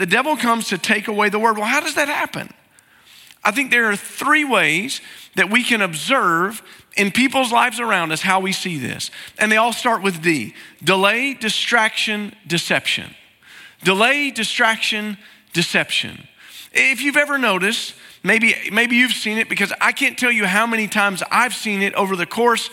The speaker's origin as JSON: {"language": "English", "region": "East Tennessee", "country": "United States", "said": "I'm from East Tennessee"}